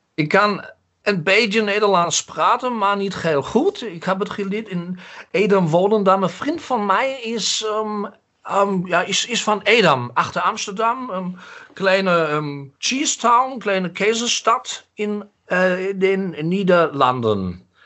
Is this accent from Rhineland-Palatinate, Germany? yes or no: yes; Mainz, Rhineland-Palatinate, Germany; echter Mainzer. Ich bin im Hildegarteskrankenhaus geboren